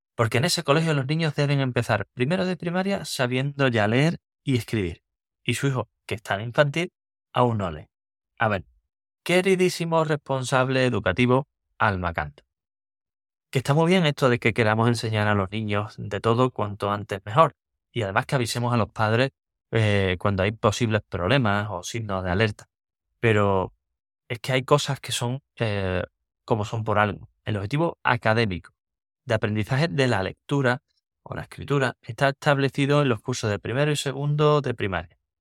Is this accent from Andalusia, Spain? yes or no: yes; Cádiz, Andalusia, Spain; moved away as an adult; also born or lived in San Fernando; now in Seville, Spain; yo nací en Cádiz